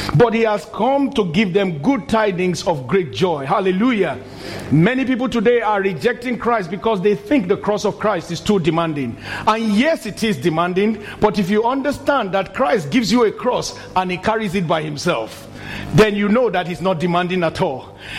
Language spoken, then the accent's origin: English; Nigeria; moved away as an adult; in my country, my home country, Nigeria, when I was very young, the first 30 years of my life, all I knew was military rule